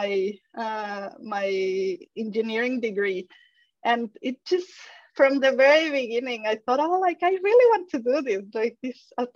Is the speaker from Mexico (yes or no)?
yes; Mexico; English is a second language; moved away as an adult; also born or lived in France; now in Australia; As a Mexican